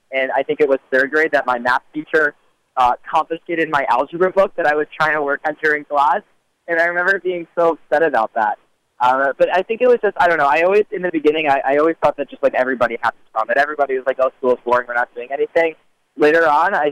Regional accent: Teaneck, New Jersey, United States; I grew up in Teaneck, New Jersey

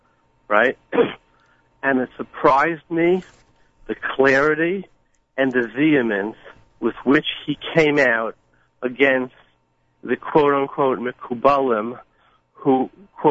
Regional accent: New York City, New York, United States; born or raised there

